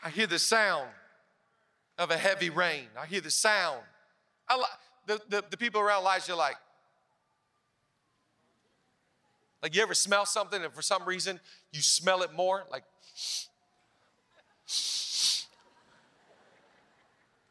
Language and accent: English; Seattle, Washington, United States; moved away as an adult; now in Los Angeles, United States; I'm from Seattle, where Pastor Rich is from. The last year I lived in Seattle